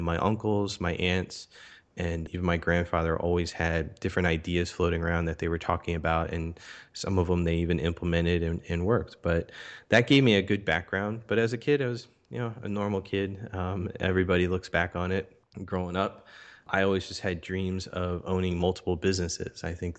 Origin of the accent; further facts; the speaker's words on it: Philadelphia, Pennsylvania, United States; I grew up in Philadelphia, Pennsylvania, here in the United States. Was born in Philadelphia, raised just outside of Philadelphia.